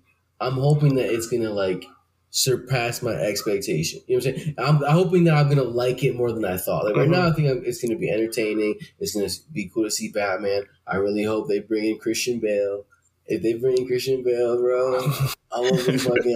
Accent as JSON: {"language": "English", "region": "New Jersey", "country": "United States", "tie": "born or raised there", "said": "I grew up in Jersey"}